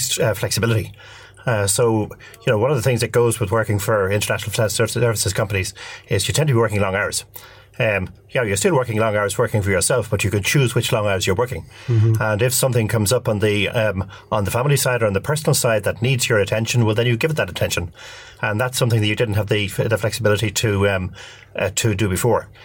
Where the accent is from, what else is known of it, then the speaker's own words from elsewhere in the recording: Dublin, Leinster, Ireland; I'm from Dublin